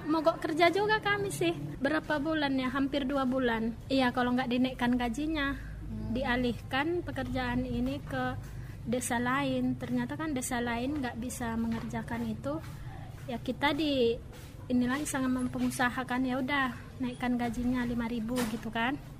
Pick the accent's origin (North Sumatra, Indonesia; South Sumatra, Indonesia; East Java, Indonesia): North Sumatra, Indonesia; Mandailing; moved away; kampung saya di Mandailing eh, di kampung pelosokan